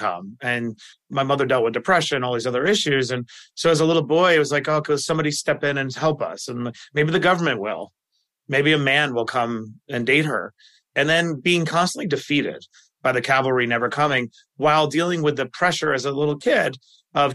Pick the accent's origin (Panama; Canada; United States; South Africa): United States; New York City, New York; I grew up in Queens, abject poverty.